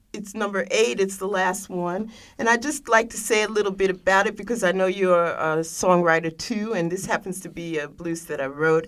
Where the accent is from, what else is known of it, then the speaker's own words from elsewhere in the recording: New York City, New York, United States; I was born in Harlem